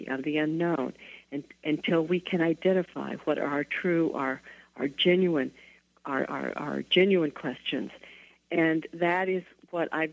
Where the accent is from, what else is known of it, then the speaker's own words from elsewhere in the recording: the South, United States; I grew up in the South in the 1950s and 60s